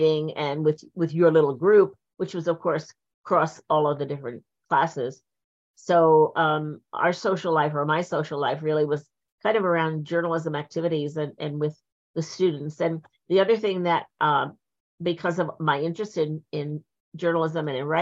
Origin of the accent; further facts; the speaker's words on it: Point Pleasant, New Jersey, United States; also born or lived in Linden, New Jersey; I was born in Linden, so that was North Jersey. But when I was 10, 11, we moved down to the shore, and then I grew up there.